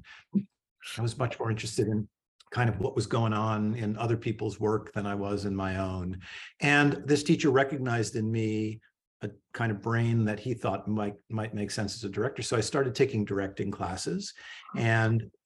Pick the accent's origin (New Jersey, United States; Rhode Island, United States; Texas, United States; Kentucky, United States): New Jersey, United States; Fair Lawn; moved away as an adult; also born or lived in Paterson, New Jersey / New York City; now in San Diego, United States; I grew up in suburban Jersey, not very far from New York City, a town called Fairlawn